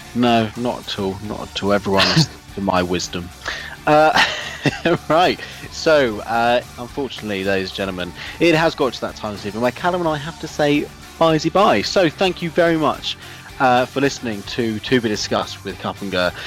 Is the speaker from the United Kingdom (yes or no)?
yes; United Kingdom; being British